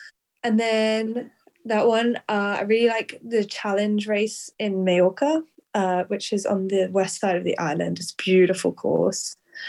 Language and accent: English; Switzerland; also born or lived in Hong Kong / United Kingdom; I was born in Hong Kong, lived there for almost 9 years, then moved to Switzerland, and I've lived there ever since. But I studied a lot in the UK.